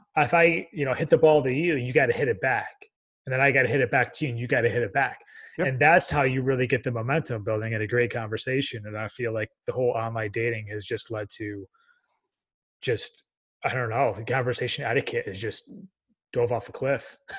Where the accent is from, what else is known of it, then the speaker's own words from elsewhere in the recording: Dubai, United Arab Emirates; also born or lived in Texas; being born and raised in Dubai and looking at the kind of relationship.